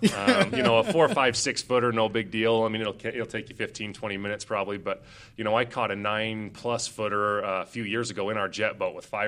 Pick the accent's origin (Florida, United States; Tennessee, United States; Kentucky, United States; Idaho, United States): Idaho, United States; Twin Falls; moved away as an adult; also born or lived in Phoenix, Arizona; now in Cache Valley, Utah, United States; So Twin's always been where I started, where I grew up, where I played sports and hunted and fished